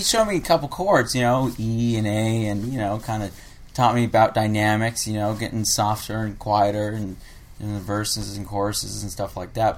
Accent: South Bay, California, United States; also born or lived in Harbor City / Redondo Beach / Torrance / Lomita; now in Los Angeles, United States; I'm originally from the South Bay

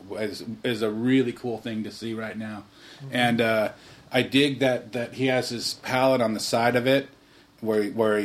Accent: Redondo Beach, California, United States; I grew up when I was a kid around Redondo Beach

